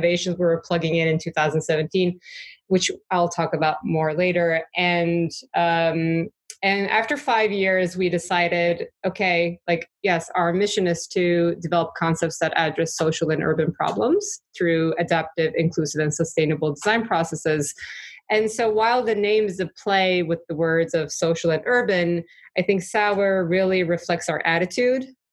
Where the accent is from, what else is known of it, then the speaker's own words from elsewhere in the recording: Turkey; moved away as an adult; also born or lived in New York; I grew up in Turkey